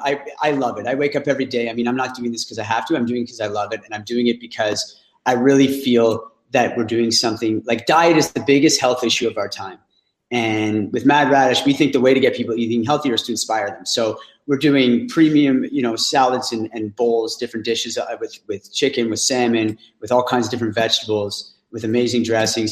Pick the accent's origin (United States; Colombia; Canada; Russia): Canada; Ottawa, Ontario; I'm from Ottawa.